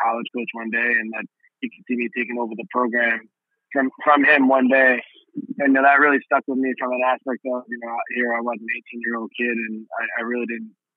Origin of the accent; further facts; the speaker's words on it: New York City, New York, United States; Growing up in Brooklyn, New York